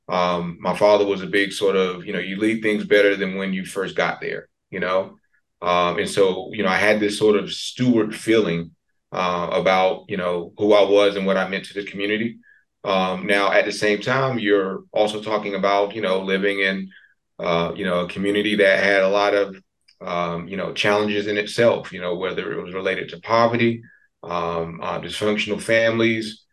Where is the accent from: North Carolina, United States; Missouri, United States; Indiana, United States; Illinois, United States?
North Carolina, United States; New Bern; also born or lived in Elizabeth City, North Carolina; I'm from New Bern, born and raised, born in Elizabeth City, but raised in New Bern.